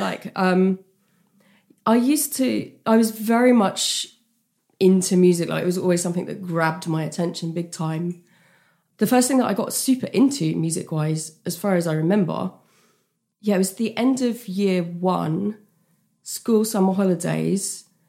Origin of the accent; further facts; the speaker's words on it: United Kingdom; a British person. We don't really like discussing money and we're, we're not a big tipping culture